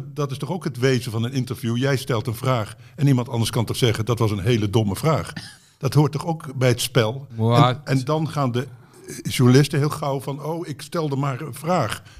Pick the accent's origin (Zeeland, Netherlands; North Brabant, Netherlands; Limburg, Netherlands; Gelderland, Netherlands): Gelderland, Netherlands; Betuwe; moved away; ik kwam uit de Betuwe